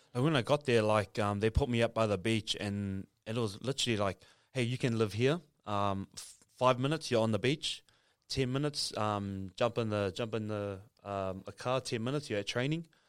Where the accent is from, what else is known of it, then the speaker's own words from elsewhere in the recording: Auckland, New Zealand; also born or lived in Samoa; grew up in Otara, South Auckland